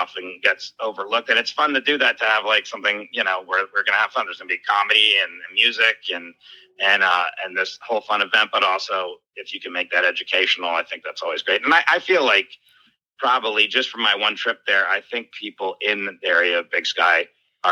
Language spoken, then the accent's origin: English; Miami, Florida, United States; also born or lived in New York; I grew up in Miami, Florida